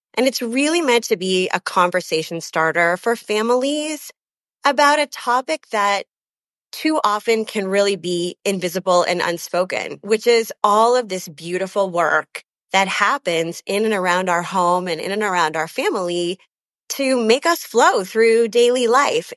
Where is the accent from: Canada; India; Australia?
Canada; also born or lived in London, England; now in Chicago, United States; I'm actually Canadian. Uh, my family wa, is all born in Canada